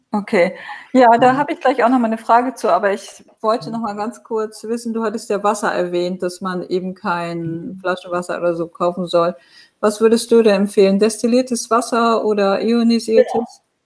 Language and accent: German; Northern Germany, Germany; moved away; Ich komme ja aus dem Norden in Deutschland